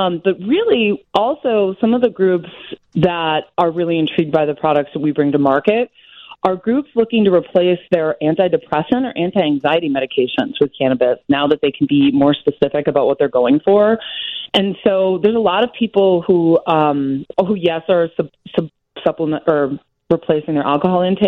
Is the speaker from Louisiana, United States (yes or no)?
no; Wisconsin, United States; I'm from Wisconsin